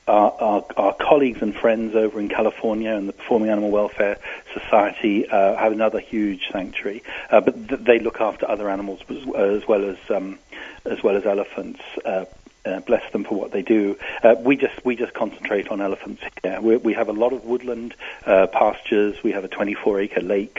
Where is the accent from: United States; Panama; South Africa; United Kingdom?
United Kingdom; England; As you can hear from my accent, I come from England. I used to live in a seaside town